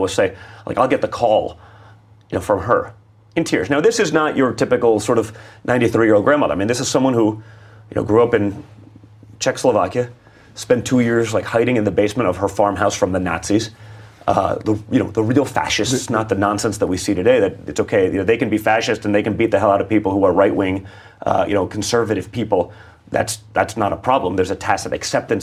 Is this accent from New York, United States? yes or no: yes; New York City, New York, United States; I grew up in New York City